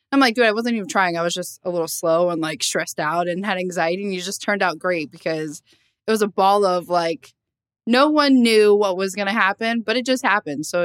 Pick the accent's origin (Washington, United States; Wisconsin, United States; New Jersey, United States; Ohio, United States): New Jersey, United States; Lakewood; so I was born in Lakewood, New Jersey. If you don't know where that is, it's not Jersey Shore, first of all.